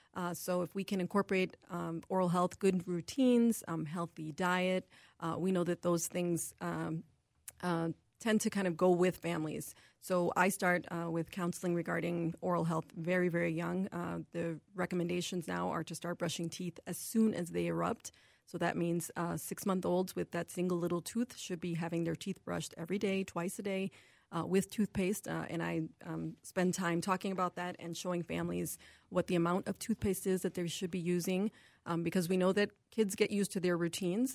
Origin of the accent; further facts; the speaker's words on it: New York City, New York, United States; moved away as an adult; also born or lived in Buffalo, New York; now in Minnesota, United States; I'm actually originally from New York City